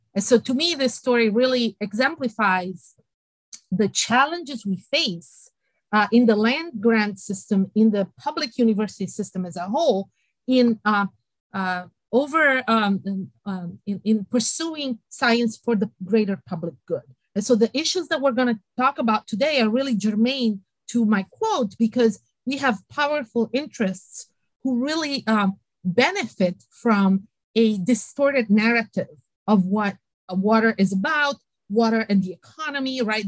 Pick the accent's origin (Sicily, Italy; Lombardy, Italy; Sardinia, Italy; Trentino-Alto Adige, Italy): Sardinia, Italy; moved away as an adult; also born or lived in United Kingdom; now in Iowa, United States; I was born in Italy and in Sardinia on an island, so I'm a saltwater